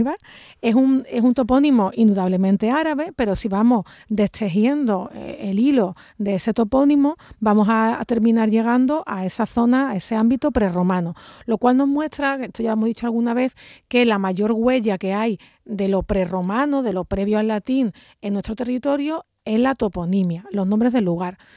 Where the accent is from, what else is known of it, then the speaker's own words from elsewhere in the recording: Andalusia, Spain; nuestra forma de hablar